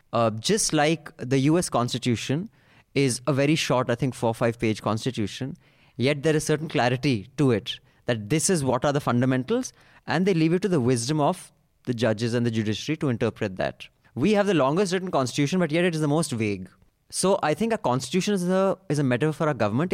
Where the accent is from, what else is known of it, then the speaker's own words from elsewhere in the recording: India; we're both Indian